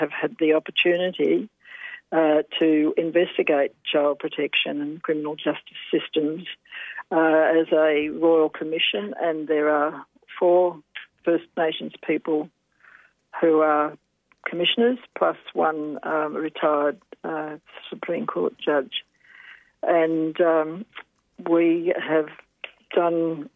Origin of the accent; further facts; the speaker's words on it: Swan Hill, Victoria, Australia; also born or lived in Hamilton, Victoria / Mildura, Victoria; I was born in Hamilton myself, but went at probably 2 or 3 years of age to Swan Hill, back to my mother's people. And so grew up there for a time before we went to Mildura.